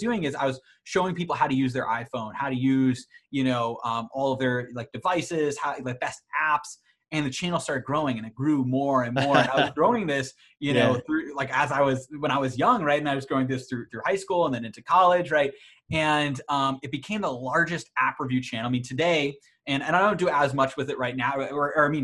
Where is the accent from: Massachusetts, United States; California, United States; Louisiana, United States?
Massachusetts, United States; suburbs of Boston; kind of grew up in the suburbs of Boston